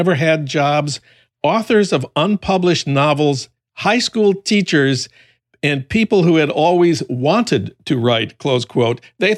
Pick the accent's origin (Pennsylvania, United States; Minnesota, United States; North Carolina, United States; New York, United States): Minnesota, United States; St. Paul; That's news from my hometown of St. Paul